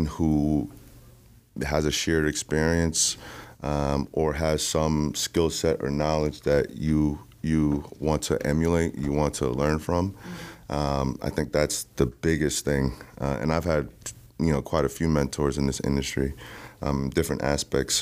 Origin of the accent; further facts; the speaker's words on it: Jamaica; I'm Jamaican